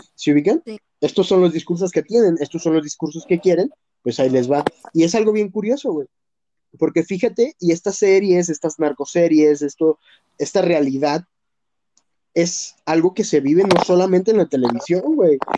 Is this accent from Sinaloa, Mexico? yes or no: no; Jalisco, Mexico; Qué bueno que vivo en Jalisco, qué bueno que soy de Jalisco